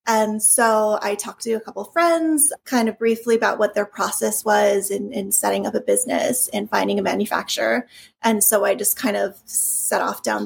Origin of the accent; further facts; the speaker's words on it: Hawaii, United States; also born or lived in California / East Coast / France / China; I grew up in Hawaii, which is, you know, a very unique place